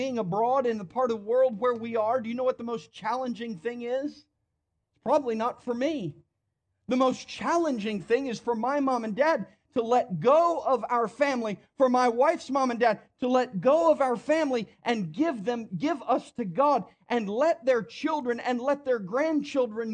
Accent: New Jersey, United States; now in Tennessee, United States; I grew up in New Jersey.

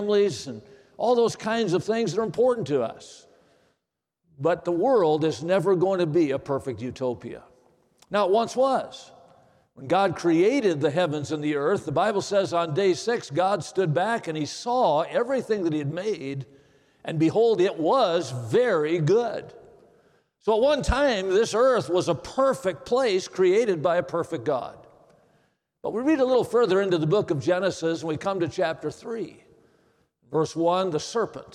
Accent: Watertown, Wisconsin, United States; I grew up in Watertown, Wisconsin.

